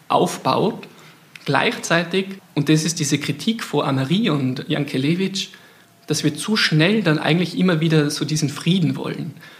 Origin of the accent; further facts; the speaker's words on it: Austria; ich bin Österreicher